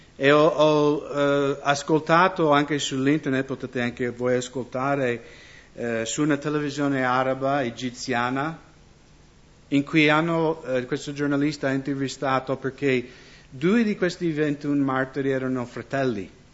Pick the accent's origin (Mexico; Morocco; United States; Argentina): United States; moved away; also born or lived in Seattle, Washington; io sono nato nella Chiesa luterana negli Stati Uniti